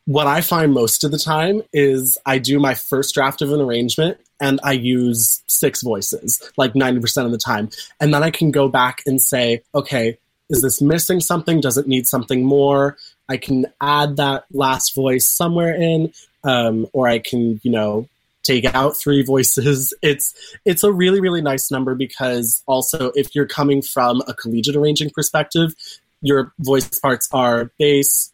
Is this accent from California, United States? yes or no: yes; Pasadena, California, United States; also born or lived in Orange, California; I'm from Pasadena originally, and so I have a bunch of connections up here.